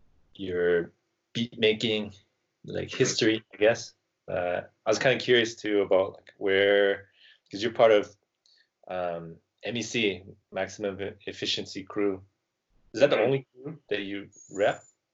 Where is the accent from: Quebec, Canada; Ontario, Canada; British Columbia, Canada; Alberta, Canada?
British Columbia, Canada; Surrey; Like in Vancouver, all the good dancers, well, a lot of the good dancers, I come from Surrey, yeah.